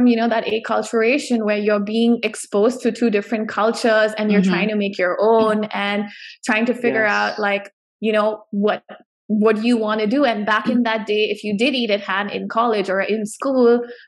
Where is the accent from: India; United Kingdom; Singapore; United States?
India; I was born and raised in India